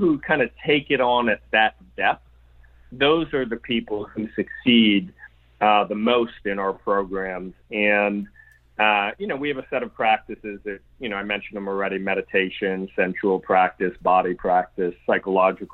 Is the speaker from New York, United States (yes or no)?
yes; New York, United States; I'm from New York.